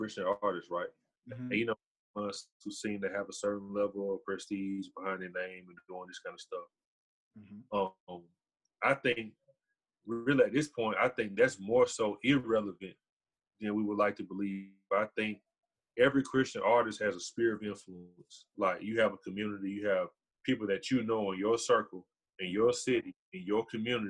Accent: Decatur, Georgia, United States; now in Carrollton, United States; I'm from Decatur

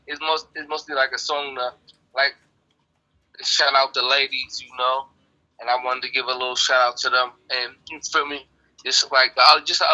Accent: New York City, New York, United States; also born or lived in Baltimore, Maryland; From Bed-Stuy, Brooklyn

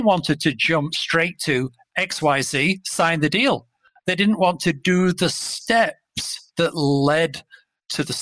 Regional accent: England, United Kingdom; moved away as an adult; now in Minneapolis, United States; from my voice, you can probably tell that I am not a Minneapolis or Minnesota native. So I'm an import from England.

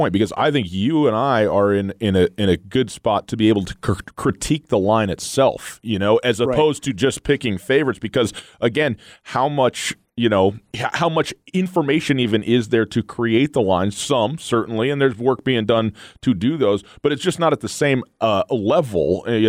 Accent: Montana, United States; We're both from Montana and both grew up in the FCS and specifically the Big Sky sort of arena.

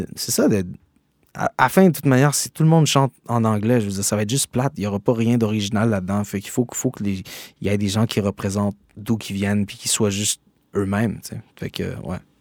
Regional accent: Gatineau, Quebec, Canada; accent: Québécois; mon accent de chez moi

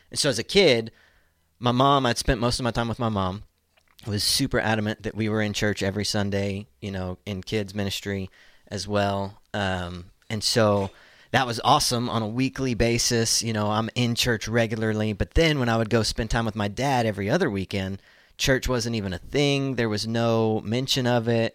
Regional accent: Tulsa, Oklahoma, United States; moved away as an adult; also born or lived in Fayetteville; I'm from Tulsa, Oklahoma, born and raised

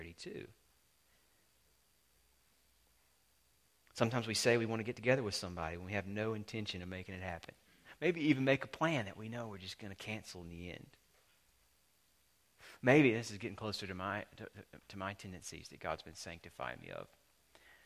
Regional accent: the South, Southern United States, United States; I'm a Southerner.

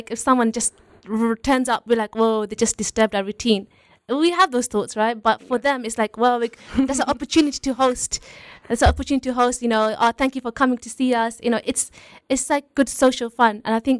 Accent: United Kingdom; And then being British, you know, just the small British things about, like, talking about the weather

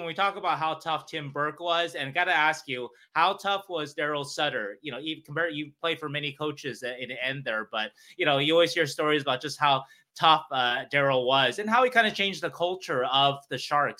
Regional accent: Vancouver, British Columbia, Canada; maybe it'll be in my hometown, Vancouver

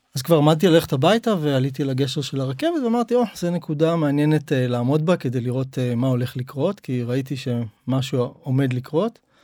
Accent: Tel Aviv, Tel Aviv District, Israel; moved away as an adult; now in Zikhron Ya'akov, Israel; אני במקור מתל אביב

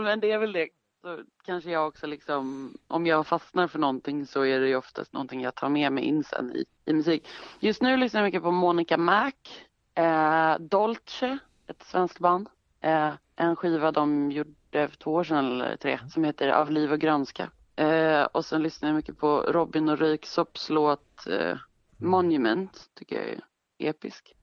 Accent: Stockholm, Stockholm County, Sweden; jag är ju född i Stockholm och mm. är några generationers stockholmare.

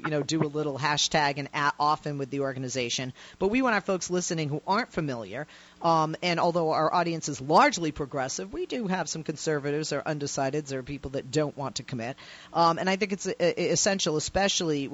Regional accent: Boston, Massachusetts, United States; also born or lived in Fall River, Massachusetts; I am originally from Boston, born in Fall River, Mass.

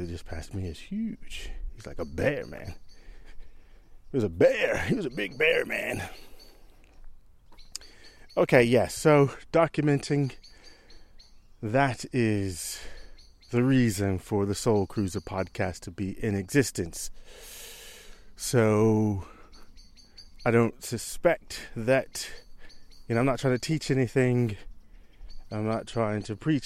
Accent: United States; moved away as an adult; now in Southam, United Kingdom; I'm an American transplant here in Southam. I've been living in Southam actually 16 years

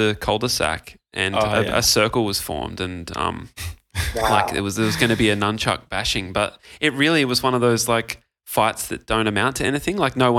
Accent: Gold Coast, Queensland, Australia; I grew up on the Gold Coast. It's a pretty rough place to grow up. It doesn't look like it, but it kind of is.

